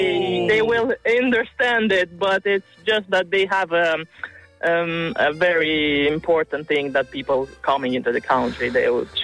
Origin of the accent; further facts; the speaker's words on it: Moldova; I am from Moldova, but I've learned French at school and I've been in Lyon.